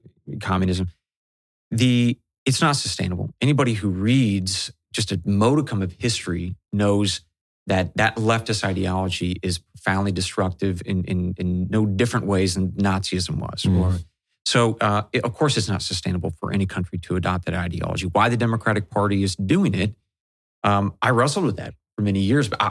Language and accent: English; Pacific Northwest, United States; growing up in the Pacific Northwest in the 80s and the 90s